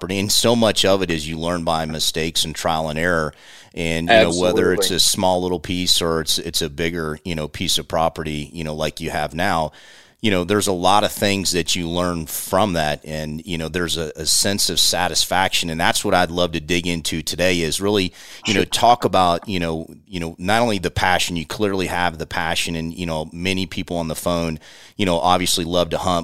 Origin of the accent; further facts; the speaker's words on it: Central Florida, United States; we grew up down in Central Florida